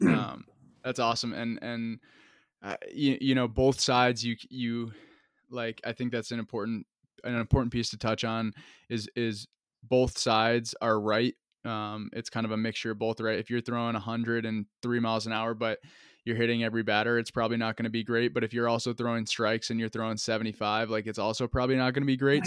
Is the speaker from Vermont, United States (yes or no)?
yes; Vermont, United States; moved away as an adult; I'm from Vermont